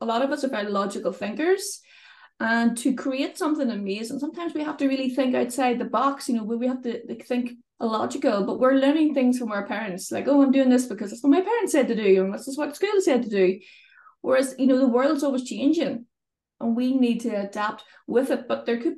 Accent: Northern Ireland, United Kingdom; accent: Northern Irish; I live in Northern Ireland, as you may be able to tell from my accent. Sometimes it's mistaken as Scottish, but I'm definitely from the north of Ireland

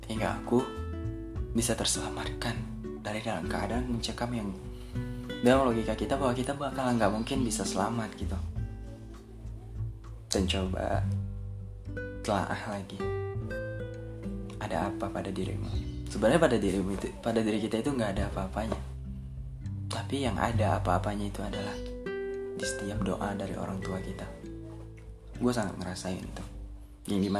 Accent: Medan, North Sumatra, Indonesia; moved away as an adult; now in Jakarta, Indonesia; dan kalian harus tahu gue ini asli Medan gitu gue asli Medan tamatan SMA pula nah jadi pada saat gue datang ke Jakarta gue cuma punya tekad kuat bahwa gue harus bisa sukses di kota ini

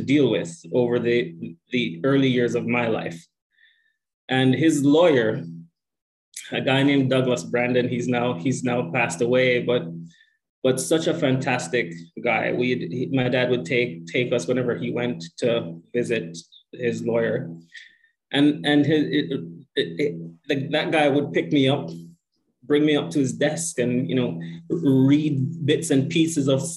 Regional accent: Jamaica; moved away as an adult; also born or lived in Canada; now in Toronto, Canada; I'm from Jamaica, what Jamaicans affectionately refer to as the Rock. Proud Jamaican, came to Canada later, actually, in life. I'd already done a fair bit of schooling in Jamaica. Was a teacher for a bit

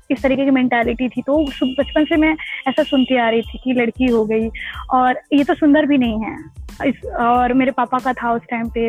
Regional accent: Gopiganj, Uttar Pradesh, India; मैं इलाहाबाद बनारस के बीच एक छोटा सा कस्बा है उसका नाम गोपीगंज है जो कि भदोही डिस्ट्रिक्ट के अंदर अंदर आता है और ये उत्तर प्रदेश में के राज्य में है

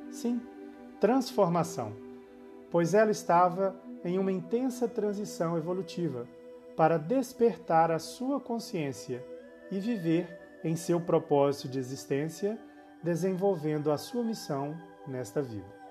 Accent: Belo Horizonte, Minas Gerais, Brazil; born there; Sou nascido em Belo Horizonte, a capital de Minas Gerais, no Brasil

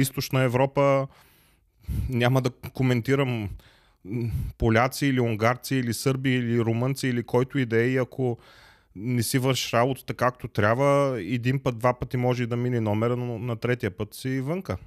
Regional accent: Plovdiv, Plovdiv Province, Bulgaria; moved away as an adult; now in Germany; Аз съм роден в Пловдив

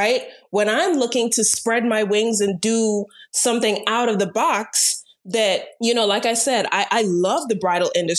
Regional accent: Turks & Caicos Islands; moved away as an adult; now in Florida, United States; Mom and dad are Jamaican, but raised in Turks and Caicos for 17 years.

